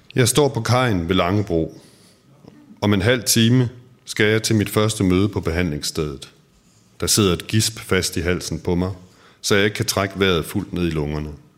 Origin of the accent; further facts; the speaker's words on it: Aarhus, Central Denmark Region, Denmark; moved away as an adult; jeg har jo boet de første tyve år af mit liv i Aarhus